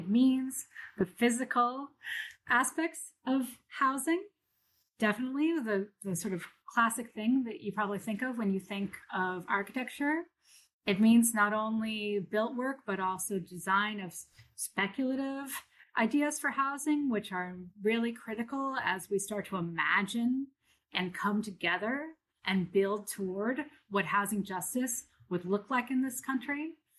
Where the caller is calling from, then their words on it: Brooklyn, New York, United States; I'm calling in from Brooklyn, New York, and I work in Toronto at the University of Toronto.